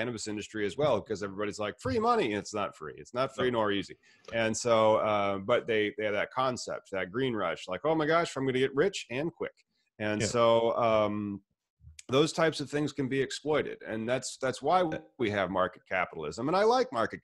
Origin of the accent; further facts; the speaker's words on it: United States; as an American